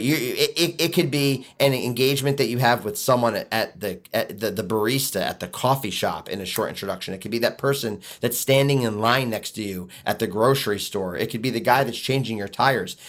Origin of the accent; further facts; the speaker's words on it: Philadelphia, Pennsylvania, United States; now in Michigan, United States; move back to Philly, uh, which is where I'm originally from